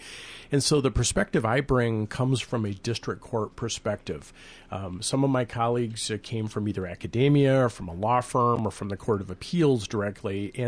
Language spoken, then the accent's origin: English; Rochester, Minnesota, United States; also born or lived in North Carolina; but I was born in North Carolina, raised in Rochester